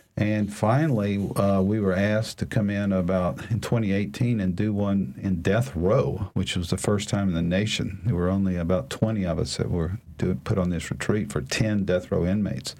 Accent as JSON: {"language": "English", "town": "Alexandria", "region": "Louisiana", "country": "United States", "tie": "born or raised there", "moved": "yes", "said": "I grew up in Alexandria, uh, graduated from high school there"}